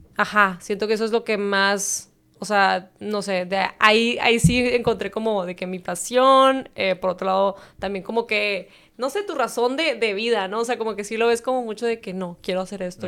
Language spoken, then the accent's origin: Spanish; Tijuana, Baja California, Mexico; also born or lived in San Diego, California, United States; crecí toda la vida aquí